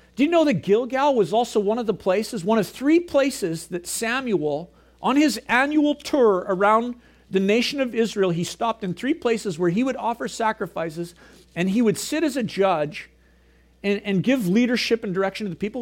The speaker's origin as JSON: {"language": "English", "town": "Gibsons", "region": "British Columbia", "country": "Canada", "tie": "born or raised there", "also_born_or_lived": "Prince George", "said": "I grew up here in Gibson's."}